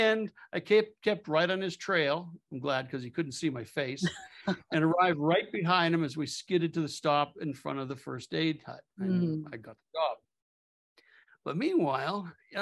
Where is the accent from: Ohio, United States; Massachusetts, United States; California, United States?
Massachusetts, United States; Cape Cod; also born or lived in Frankfurt, Germany; growing up on Cape Cod, it was pretty rural in the late 50s